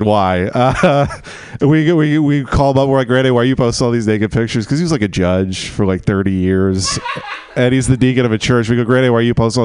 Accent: Texas, United States; now in Los Angeles, United States; I grew up in Texas in the oil fields

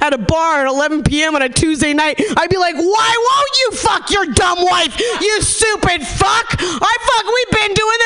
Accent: Nevada City, California, United States; born or raised there; moved away

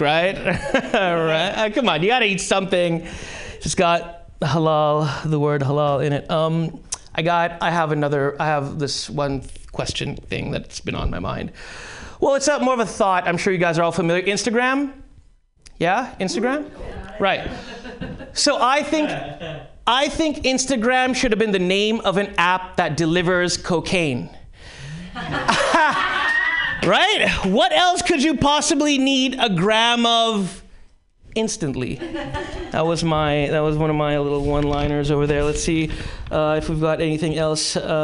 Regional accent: Karachi, Sindh, Pakistan; moved away; I actually did go to high school with him. In Karachi, high school

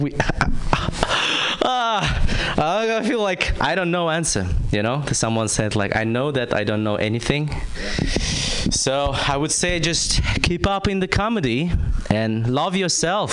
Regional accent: Kazakhstan; moved away; I'm from Kazakhstan

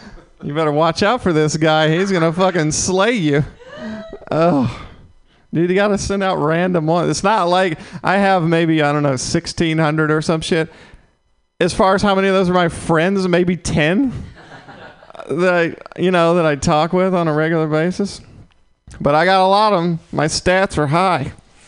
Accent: the South, United States; Yeah, so I'm from the South.

